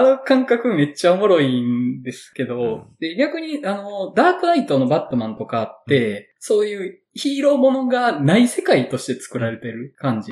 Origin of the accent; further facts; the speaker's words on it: Awaji Island, Hyogo, Japan; 僕の地元の淡路島のスモトリオンって映画館